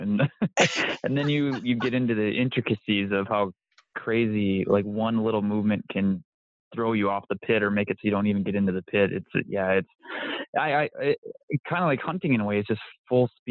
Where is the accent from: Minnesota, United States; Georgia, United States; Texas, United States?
Minnesota, United States; I'm from Minnesota